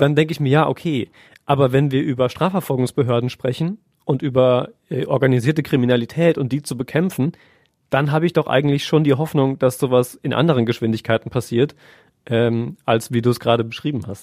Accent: Germany; bei uns in Deutschland

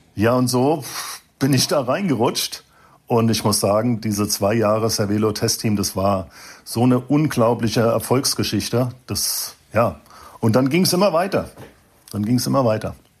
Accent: Frankfurt, Hesse, Germany; also born or lived in Wiesbaden; geboren in Frankfurt, Mhm. Ich habe zwar lange in Wiesbaden gelebt

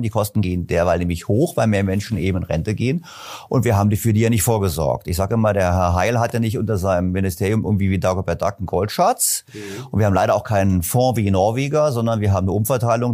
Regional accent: Berlin, Germany; also born or lived in German-speaking Switzerland; Ich komme aus Berlin

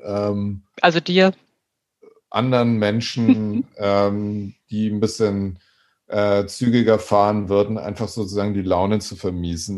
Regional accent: Schwabach, Bavaria, Germany; moved away; also born or lived in Nuremberg / Hamburg; in Nürnberg geboren und dann bin ich ja aufgewachsen bei Nürnberg in Schwabach

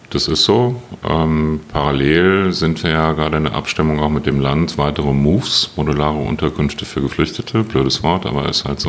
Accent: Berlin, Germany; wir als Berliner

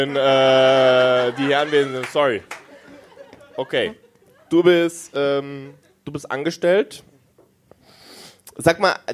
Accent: Swabia, Germany; ich bin ein richtiger Schwabe.

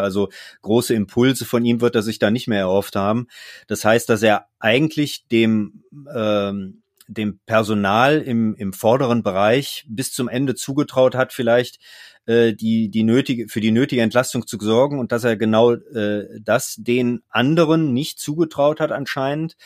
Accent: Mönchengladbach, North Rhine-Westphalia, Germany; bin ja gebürtiger Gladbacher und äh, dann wächst man natürlich auch mit dem Verein auf

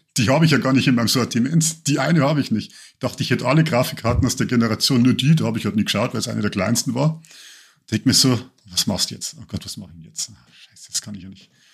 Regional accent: Lower Bavaria, Germany

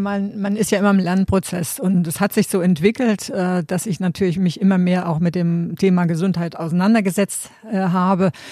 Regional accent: GDR, East Germany, Germany; ich bin ja in der DDR groß geworden und meine Kindheit äh, war immer draußen

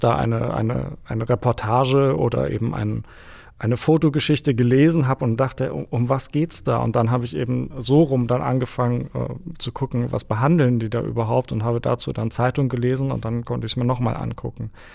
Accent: near Munich, Bavaria, Germany; bei München groß geworden

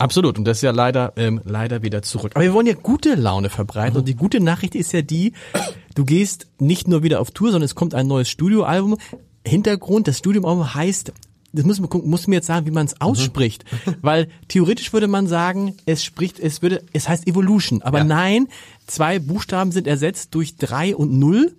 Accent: Germany; als Deutscher

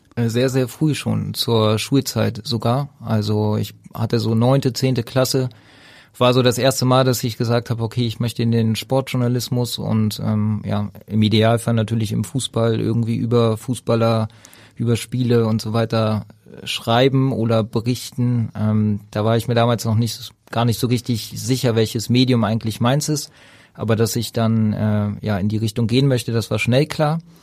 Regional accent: Berlin, Germany; moved away as an adult; now in Hamburg, Germany; Ich bin äh, ursprünglich Berliner, da geboren, da aufgewachsen und dann zum Studium nach Hamburg gegangen

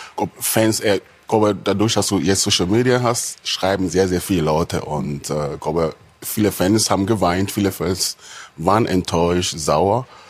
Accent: Hanover, Lower Saxony, Germany; bei uns in Hannover

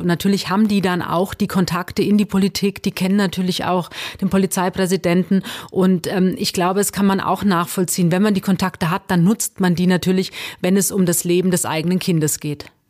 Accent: Hesse, Germany; ich bin Hessin

